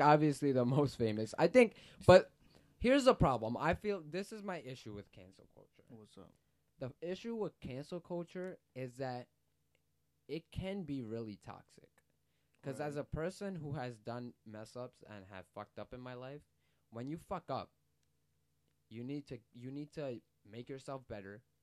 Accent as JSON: {"language": "English", "region": "New York", "country": "United States", "said": "I was from New York"}